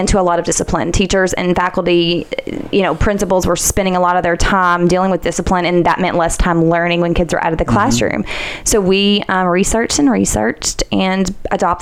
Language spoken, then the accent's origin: English; Goodlettsville, Tennessee, United States; I grew up in Gullettsville